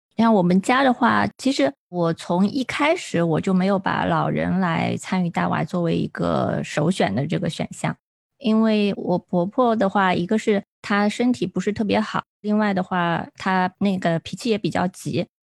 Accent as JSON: {"language": "Chinese", "region": "rural Zhejiang", "country": "China", "tie": "born or raised there", "moved": "yes", "said": "我们老家，就浙江农村啊"}